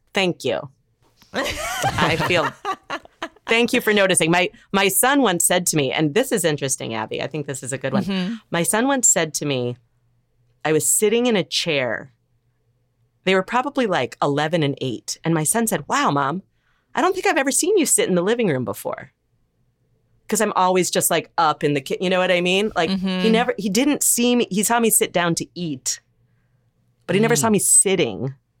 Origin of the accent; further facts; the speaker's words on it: Evanston, Illinois, United States; moved away; my hometown in Evanston.